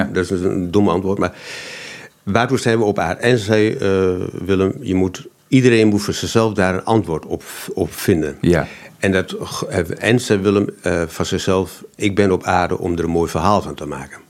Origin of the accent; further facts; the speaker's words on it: Almelo, Overijssel, Netherlands; accent: Almeloers; mijn Almeloers accent